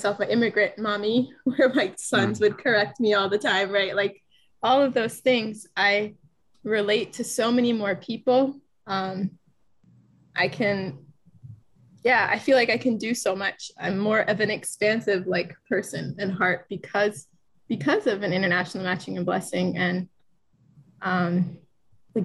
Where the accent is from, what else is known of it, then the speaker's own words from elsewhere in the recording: United States; growing up as an American